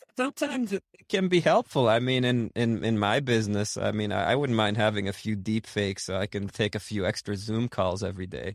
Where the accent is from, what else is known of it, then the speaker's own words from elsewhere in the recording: Boston, Massachusetts, United States; I grew up in, uh, in Boston, actually, in Rosendale